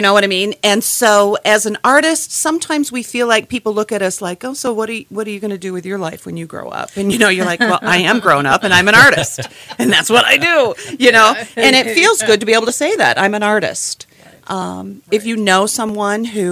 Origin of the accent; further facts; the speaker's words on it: Portage, Michigan, United States; moved away as an adult; I grew up in Portage